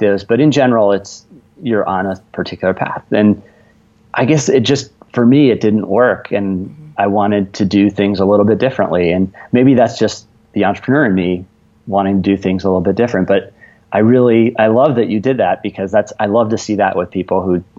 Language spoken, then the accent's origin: English; Kalamazoo, Michigan, United States; I grew up not far from where you both are in Kalamazoo, Michigan